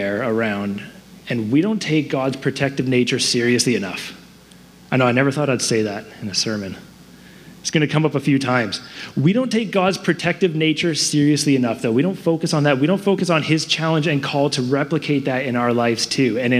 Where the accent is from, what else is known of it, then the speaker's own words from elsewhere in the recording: Surrey, British Columbia, Canada; I grew up in Surrey. My wife and I, we grew up in Surrey